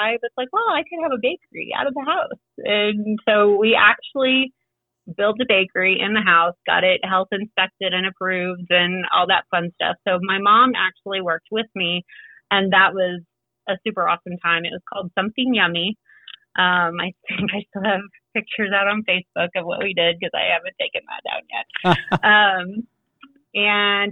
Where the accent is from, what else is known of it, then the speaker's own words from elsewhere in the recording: Jefferson City, Missouri, United States; moved away as an adult; also born or lived in Chicago; Jefferson City, my hometown.